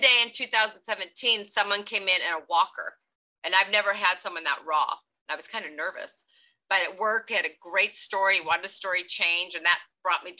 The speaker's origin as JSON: {"language": "English", "town": "Long Beach", "region": "California", "country": "United States", "tie": "born or raised there", "also_born_or_lived": "Oregon", "said": "I grew up here in Long Beach, but I was in Oregon for 8 years"}